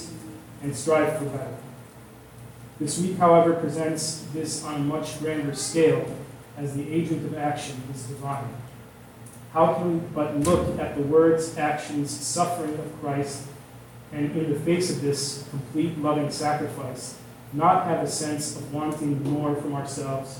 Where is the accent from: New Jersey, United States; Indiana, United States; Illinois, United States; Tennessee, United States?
Illinois, United States; outside of Chicago; now in Southern California, United States; growing up outside of Chicago and now living in Southern California